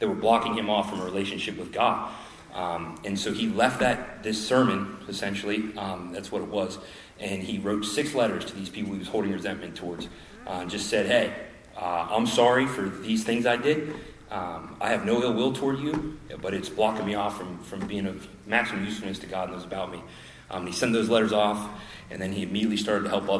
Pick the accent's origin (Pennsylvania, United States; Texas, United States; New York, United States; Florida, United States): Pennsylvania, United States; Lewistown; moved away as an adult; I was born in Lewiston, Pennsylvania.